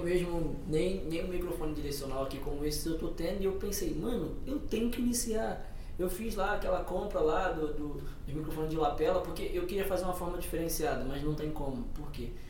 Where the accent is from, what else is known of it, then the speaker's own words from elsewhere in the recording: Rio de Janeiro, Brazil; moved away as an adult; also born or lived in Minas Gerais; now in Portugal; eu saí do Rio de Janeiro antes de vir e morei oito meses em Minas Gerais